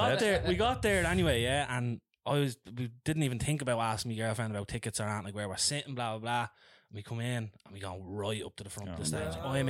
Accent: Dublin, Leinster, Ireland; where are you from? And I said, Ringsend.

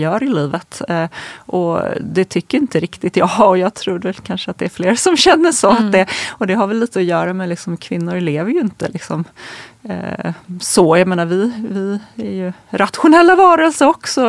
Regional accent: Småland, Sweden; moved away as an adult; now in Stockholm, Sweden; där jag kommer ifrån, när jag är från Småland

